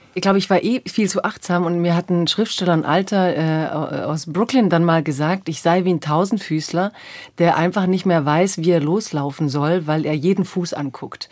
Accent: Swabia, Baden-Württemberg, Germany; ich komme ja aus, aus dem Schwäbischen

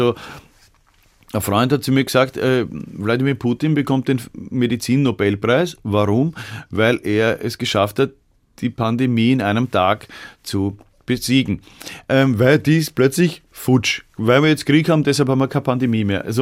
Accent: Vienna, Austria; Weil das ist immer noch das, was mich als Wiener davon abhält, Vegetarier zu werden

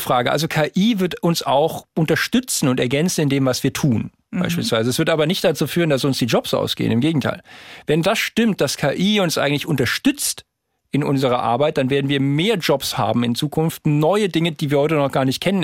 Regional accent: Darmstadt, Hesse, Germany; Ich bin jetzt in Darmstadt geboren

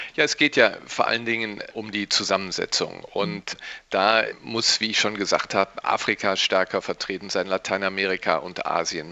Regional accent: Rhineland, Germany; ich als Rheinländer

